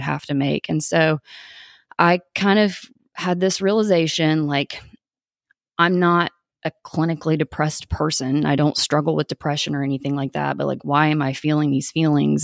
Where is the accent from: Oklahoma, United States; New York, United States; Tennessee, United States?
Tennessee, United States; East; also born or lived in Maryville, Tennessee; I was born in East Tennessee, um, and I lived in a traditional household.